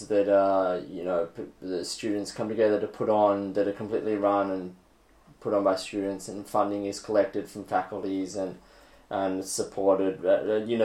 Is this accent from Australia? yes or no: yes; Australia; moved away as an adult; now in China; I'm an Australian living in China, working in China now